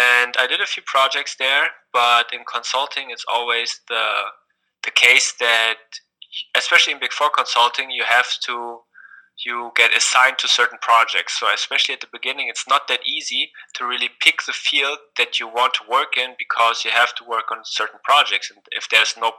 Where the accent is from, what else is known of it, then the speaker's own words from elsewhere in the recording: Berlin, Germany; also born or lived in Indiana; I myself, I come from Berlin, from a secular background.